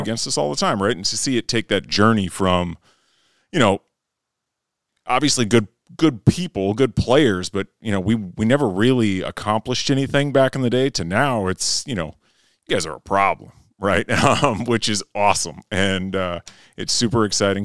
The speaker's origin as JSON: {"language": "English", "town": "Fairmont", "region": "Minnesota", "country": "United States", "tie": "born or raised there", "said": "I grew up in Fairmont, Minnesota"}